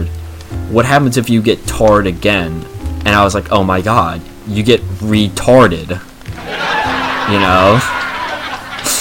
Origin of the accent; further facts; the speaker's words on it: United States; as an American